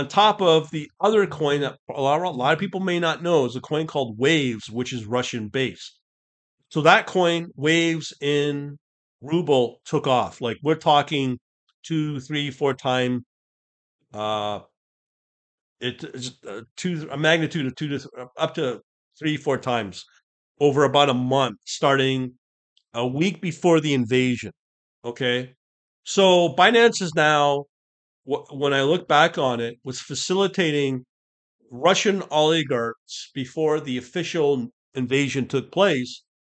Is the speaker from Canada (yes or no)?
yes; Canada; I'm Canadian, I'm not American